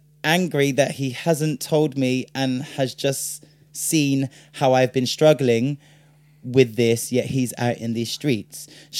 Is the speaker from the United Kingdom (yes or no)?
yes; United Kingdom; Because we're British and that's what the British do.